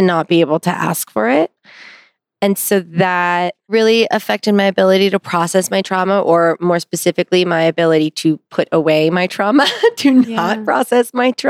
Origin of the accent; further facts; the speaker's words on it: Pasadena, California, United States; I grew up in Pasadena, right outside